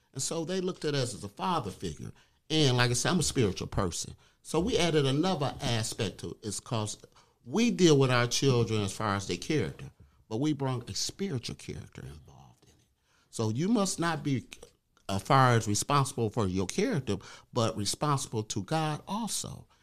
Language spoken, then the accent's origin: English; Detroit, Michigan, United States; I'm from Detroit